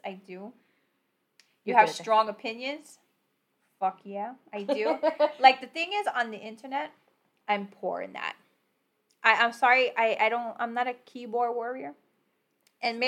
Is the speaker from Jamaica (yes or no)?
no; Puerto Rico; I'm Puerto Rican